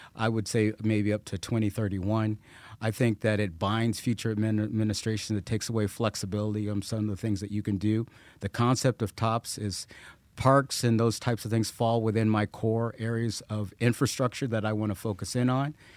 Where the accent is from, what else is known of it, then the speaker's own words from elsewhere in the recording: Colorado Springs, Colorado, United States; I grew up here. Uh, this is my hometown.